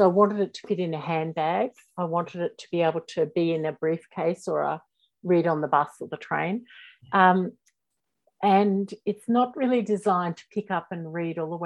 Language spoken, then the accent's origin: English; Australia; accent: Australian; I'm in Australia, if you can't already tell by my accent